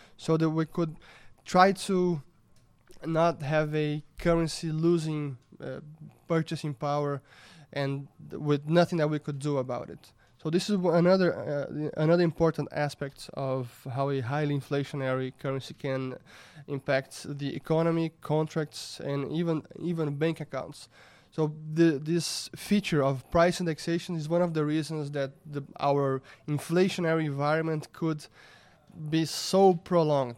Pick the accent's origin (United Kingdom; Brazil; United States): Brazil; I was born in Brazil in nineteen eighty, and I grew up here